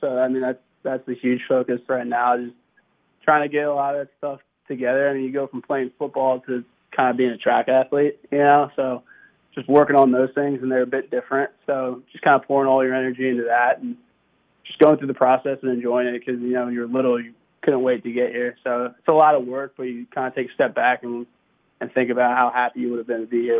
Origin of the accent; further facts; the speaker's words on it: Maryland, United States; I mean, I was from Maryland, so I was a Ravens fan when I was little.